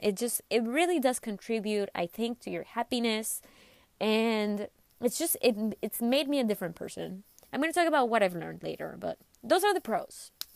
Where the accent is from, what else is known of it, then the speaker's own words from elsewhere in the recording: McAllen, Texas, United States; undergrad in my hometown, which was in McAllen, Texas.